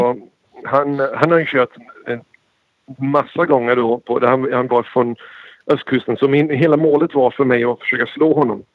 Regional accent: United States; Swedish is a second language; mamma och pappa är båda svenskar och båda kommit hit från Sverige

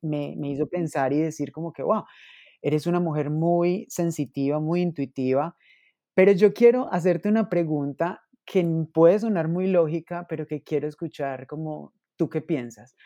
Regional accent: Manizales, Caldas, Colombia; moved away; yo hace un tiempo no estoy en Manizales, pero claro, soy de Manizales

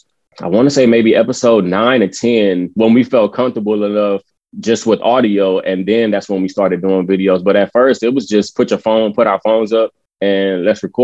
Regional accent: San Antonio, Texas, United States; We are all from the East Side of San Antonio

